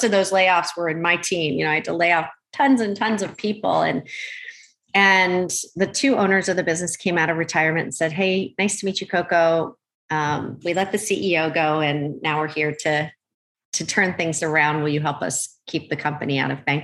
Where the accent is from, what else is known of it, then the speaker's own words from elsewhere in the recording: Oxford, Pennsylvania, United States; moved away as an adult; also born or lived in Malaysia / Philadelphia, Pennsylvania; now in California, United States; I grew up on the East Coast in Pennsylvania, mostly. I was born in Malaysia. We traveled quite a lot, but mostly our home base while I was growing up was in the Philadelphia area, farm country, Oxford, Pennsylvania